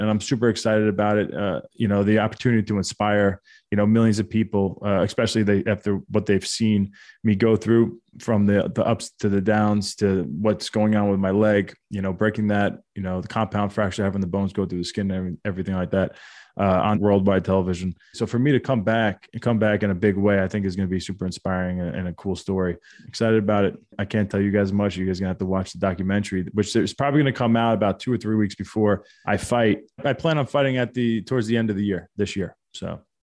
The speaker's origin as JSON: {"language": "English", "country": "United States", "tie": "born or raised there"}